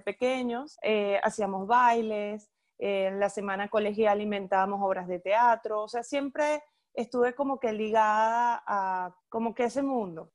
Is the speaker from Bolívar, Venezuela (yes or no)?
yes; Ciudad Guayana, Bolívar, Venezuela; moved away; also born or lived in Caracas; soy de Puerto Ordaz, aunque nací en Caracas, soy caraqueña de nacimiento, pero bueno, mi crianza fue toda en Puerto Ordaz